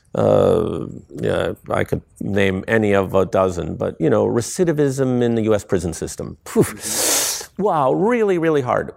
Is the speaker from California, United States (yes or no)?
no; small town near Akron, Ohio, United States; moved away; I grew up in this little town where no one was expected to reach escape velocity, velocity, right? Um, and, you know, everything was pointed towards, you know, in my hometown, you should go to Akron University, you should work for the tire companies